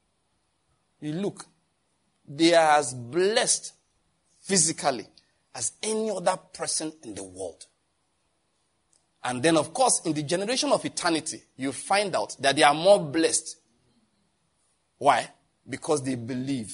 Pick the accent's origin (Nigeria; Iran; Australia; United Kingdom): Nigeria; I'm a Nigerian